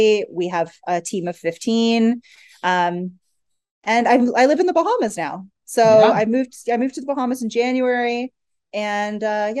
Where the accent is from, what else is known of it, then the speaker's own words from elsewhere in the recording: Canada; So we're originally Canadian. Okay. So, you know, Canadian winters aren't anything to laugh at.